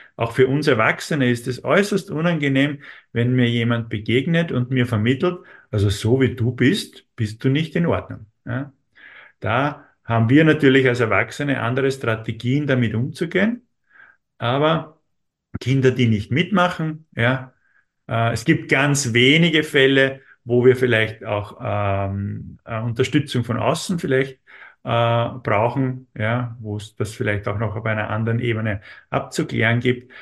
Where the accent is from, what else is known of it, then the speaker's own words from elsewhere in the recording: Austria; uns in Österreich